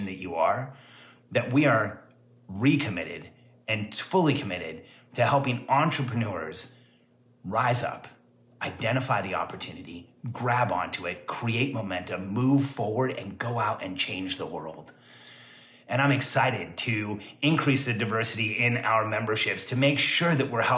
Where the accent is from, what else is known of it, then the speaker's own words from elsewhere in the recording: Mexico; moved away; I was actually born in Mexico.